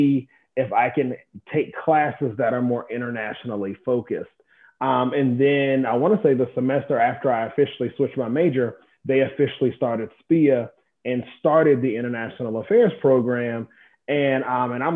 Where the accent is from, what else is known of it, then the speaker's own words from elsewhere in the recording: Augusta, Georgia, United States; I am from Augusta, Georgia, a little bit bigger than Waycross.